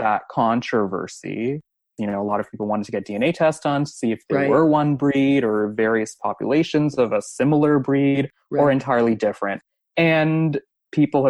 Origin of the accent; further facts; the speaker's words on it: Mumbai, Maharashtra, India; moved away; I'm from an urban area. I'm from Bombay